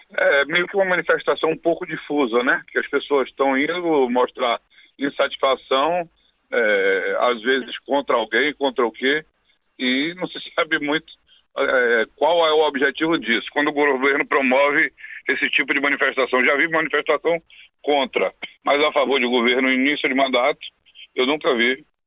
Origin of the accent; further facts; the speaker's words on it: Bahia, Brazil; Aqui na Bahia, por exemplo, eu sou da Bahia